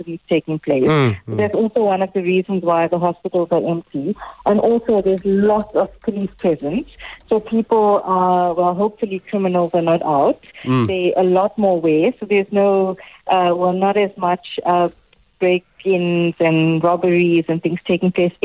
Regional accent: South Africa; as South Africans, we have a strong beer culture

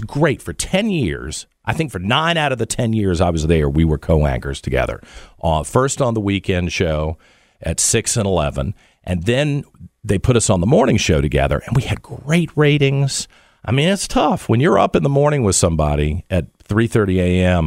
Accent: Richmond, Virginia, United States; it's my hometown, that I got to come here and work for 10 years as a news anchor

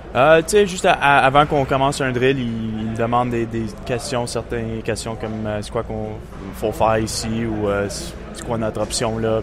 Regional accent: Montreal, Quebec, Canada; Puis c'est aussi ma ville natale.

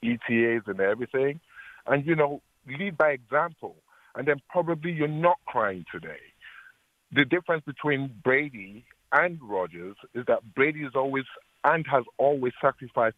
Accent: England, United Kingdom; now in Appleton, United States; I'm actually from England

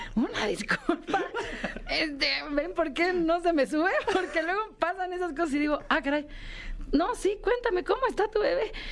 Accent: Mexico City, Mexico; el lugar de donde vengo, de Xochimilco, de México

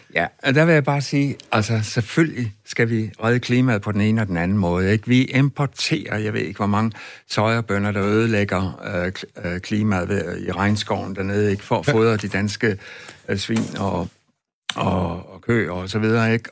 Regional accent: West Jutland, Central Denmark Region, Denmark; Jeg voksede op ude i Vestjylland

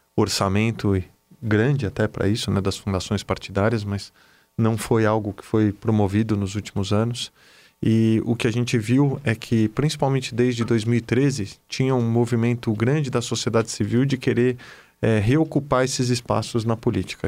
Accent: Brazil; como brasileiro

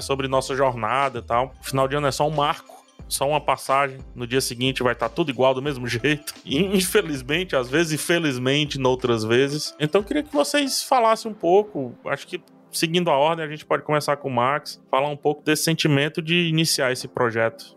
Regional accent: Ceará, Brazil; accent: strong accent; vocês viram que eu tenho um sotaque bem forte, né? Assim, tipo, vocês estão ligados que eu sou daqui do Ceará

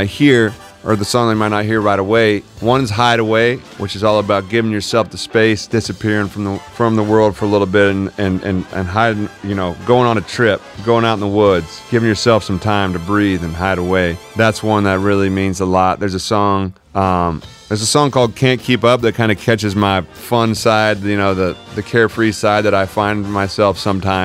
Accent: Chicago, Illinois, United States; also born or lived in Elmhurst, Illinois; being a Chicago kid and living there and going to school in the suburbs in Elmhurst and growing up in Illinois

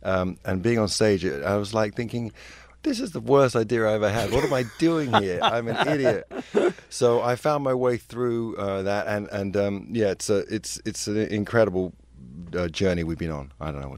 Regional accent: London, United Kingdom; excuse me, I'm from London, so I hadn't really heard of K-Rock.

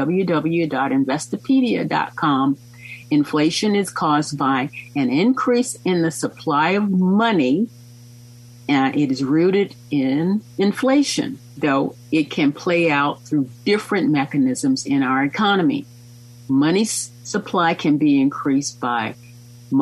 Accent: United States

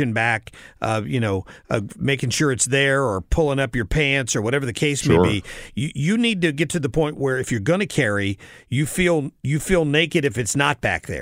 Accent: the South, United States; I'm from the South.

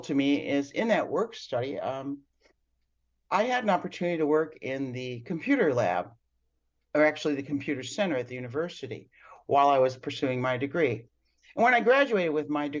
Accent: Buffalo, New York, United States; moved away as an adult; now in Melbourne Beach, United States; I'm originally from Buffalo, New York

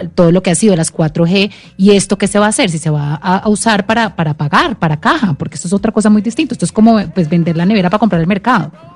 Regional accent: Colombia; como colombianos

